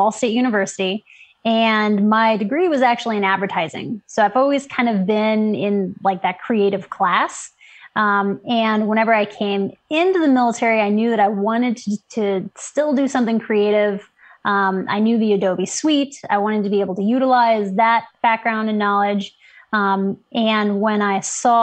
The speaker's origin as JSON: {"language": "English", "region": "Midwest", "country": "United States", "tie": "born or raised there", "moved": "as an adult", "said": "growing up in the Midwest"}